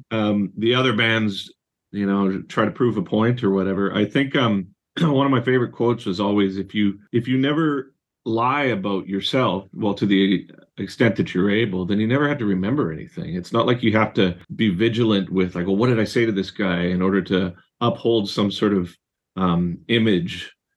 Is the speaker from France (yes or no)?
no; Surrey, British Columbia, Canada; I was raised in Surrey in British Columbia